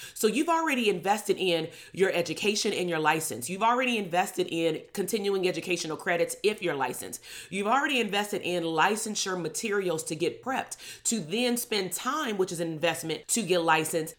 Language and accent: English; Compton, California, United States; "Where are you from? Where did you grow up at?" And I would say, "Compton."